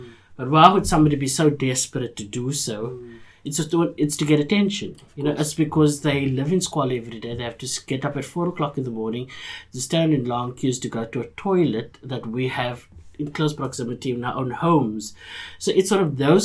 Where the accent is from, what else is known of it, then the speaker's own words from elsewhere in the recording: Cape Town, Western Cape, South Africa; I grew up in Bourne-Tiville, on the Cape Flats